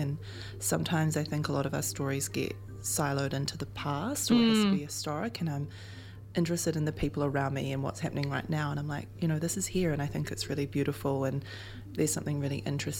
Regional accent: Auckland, New Zealand; I grew up in Ponsonby and Greyland.

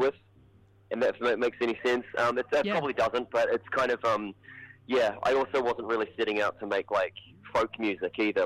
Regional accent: Hamilton, Waikato, New Zealand; We're both from Hamilton.

